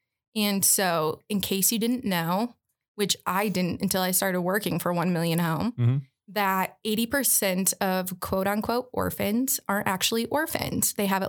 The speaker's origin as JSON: {"language": "English", "town": "Detroit", "region": "Michigan", "country": "United States", "also_born_or_lived": "Guatemala / Las Vegas, Nevada / Albuquerque, New Mexico", "moved": "as an adult", "lives_now": "Seattle, United States", "said": "I'm from Michigan."}